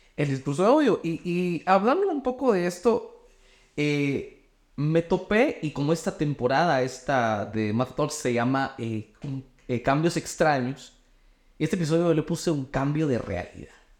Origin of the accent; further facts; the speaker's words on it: Guatemala; yo soy de Guate